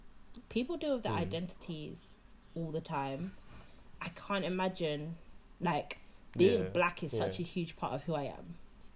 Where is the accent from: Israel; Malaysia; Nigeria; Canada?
Nigeria; Osun; And it's like, okay, I happen to be from Osun State.